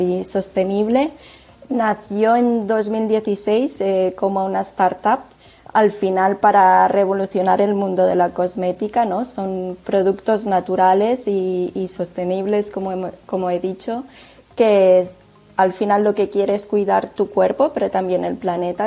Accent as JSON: {"language": "Spanish", "town": "Tarragona", "region": "Catalonia", "country": "Spain", "said": "es una empresa que está también basada en Tarragona, cosa que, es de donde soy"}